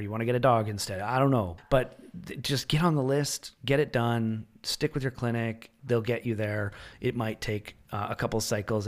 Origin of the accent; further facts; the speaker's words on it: Canada; now in Ontario, Canada; As a Canadian citizen